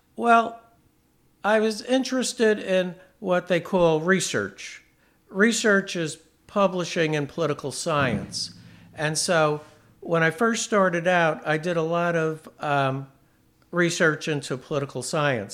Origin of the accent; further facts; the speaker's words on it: New York, United States; I was born into, um, New York State, and I grew up in New York State.